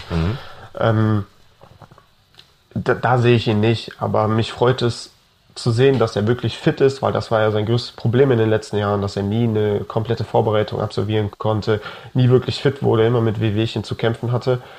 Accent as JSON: {"language": "German", "town": "Cologne", "region": "North Rhine-Westphalia", "country": "Germany", "tie": "born there", "said": "Als gebürtiger Kölner habe ich natürlich auch die überragende Saison äh, hautnah miterlebt"}